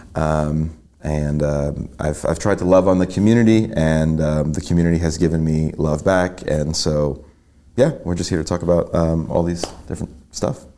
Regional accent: New York, United States; moved away as an adult; now in Chattanooga, United States; I'm originally from New York. I grew up there my entire life um, through high school, went off to college

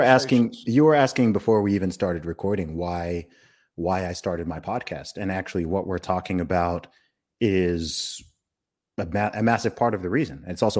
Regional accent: England, United Kingdom; I'm an Englishman.

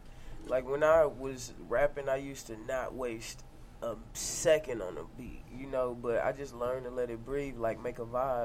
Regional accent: St. Louis, Missouri, United States; Born and raised in St. Louis.

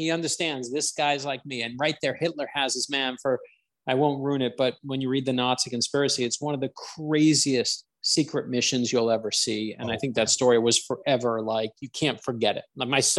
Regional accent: United States; as an American

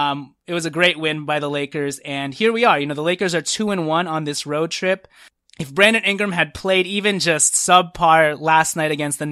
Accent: Trinidad & Tobago; born there; Fun fact, I was born in Trinidad and Tobago.

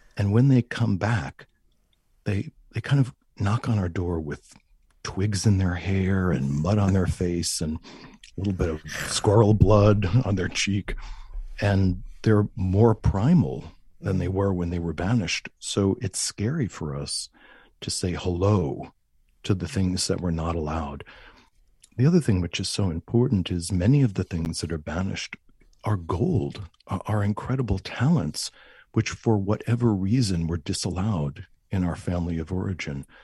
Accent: Huntington, New York, United States; the school system in Long Island, where I was raised, I was raised in Huntington

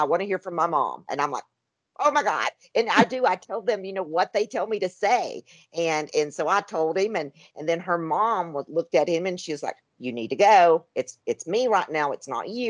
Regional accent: Tennessee, United States; moved away as an adult; also born or lived in Arizona; I was raised in Tennessee.

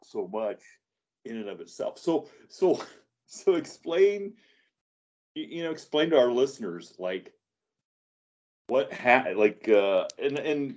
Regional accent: Northwest Ohio, United States; I'm from Northwest Ohio, and growing up, I live way out in the sticks

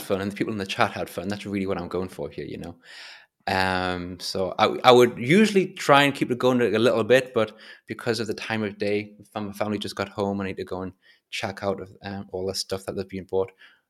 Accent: Florence, Tuscany, Italy; because I'm from Florence and people from Florence are very proud of the city.

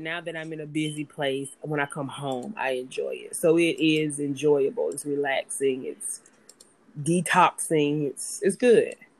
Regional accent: Greenville, South Carolina, United States; moved away as an adult; now in Los Angeles, United States; I'm from Greenville, South Carolina

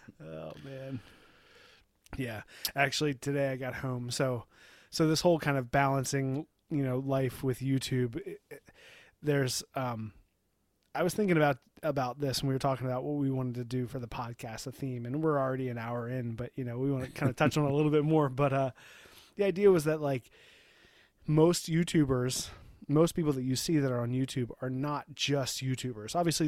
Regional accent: Ireland; I'm an Irishman.

